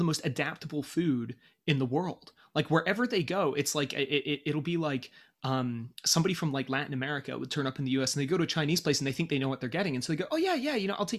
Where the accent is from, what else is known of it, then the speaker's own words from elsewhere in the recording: United Kingdom; moved away; I'm from Britain and we eat garbage.